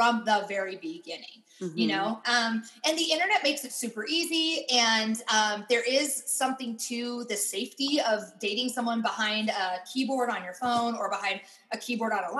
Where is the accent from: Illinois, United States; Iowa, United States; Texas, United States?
Iowa, United States; moved away; also born or lived in Pittsburgh; I grew up in Iowa